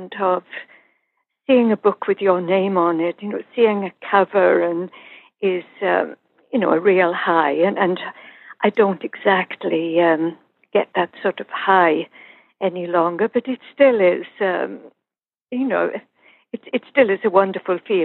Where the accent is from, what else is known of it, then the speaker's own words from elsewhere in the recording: Wales, United Kingdom; now in Saskatchewan, Canada; I grew up in Wales. I now live in Canada.